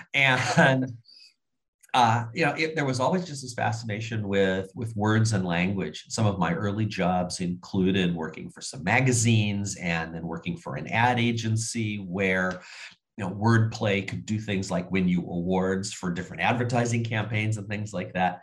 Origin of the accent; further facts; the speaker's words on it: Southern California, United States; moved away as an adult; also born or lived in Bay Area, California; now in Seattle, United States; I grew up in Southern California. My parents, both native Californians